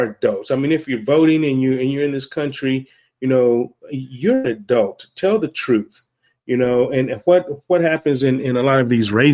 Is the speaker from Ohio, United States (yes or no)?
yes; Cleveland, Ohio, United States; I'm originally from Cleveland, Ohio, but my wife is from Milwaukee